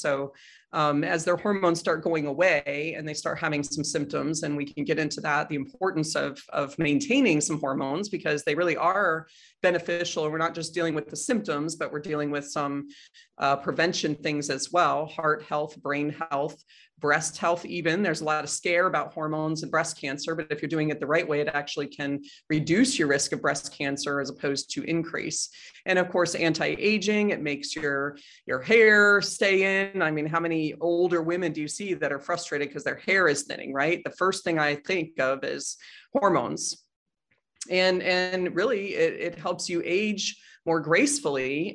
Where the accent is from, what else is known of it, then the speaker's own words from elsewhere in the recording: Boulder, Colorado, United States; also born or lived in Chicago, Illinois / Washington State / Denver, Colorado; most of my childhood from second grade through college gra-, or high school graduation was in Boulder, Colorado, so grew up there